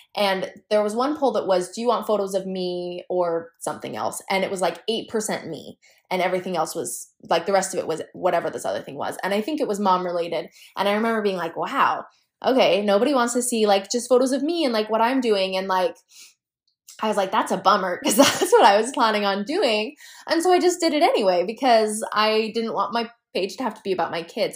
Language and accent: English; New Mexico, United States; moved away as an adult; now in Utah, United States; I grew up in New Mexico